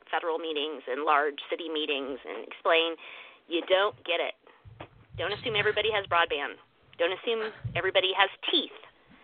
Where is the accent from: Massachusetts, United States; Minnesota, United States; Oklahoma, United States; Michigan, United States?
Oklahoma, United States; moved away as an adult; also born or lived in Washington, D.C.; now in Maryland, United States; I actually was born and raised in Oklahoma